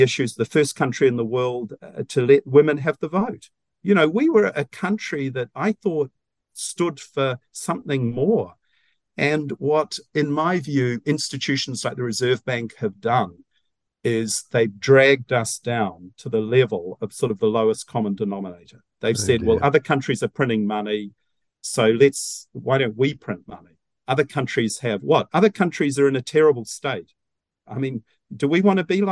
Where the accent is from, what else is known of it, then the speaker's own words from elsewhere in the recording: New Zealand; I thought being a Kiwi, you know, was something special.